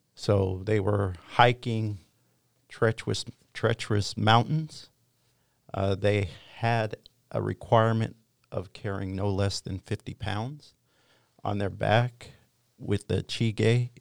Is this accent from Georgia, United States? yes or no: no; Wyoming, United States; moved away; I am from Wyoming